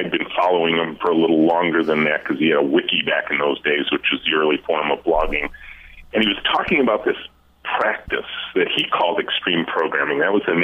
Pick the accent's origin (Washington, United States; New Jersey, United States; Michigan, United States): Michigan, United States; Southeast; as a kid growing up in Southeast Michigan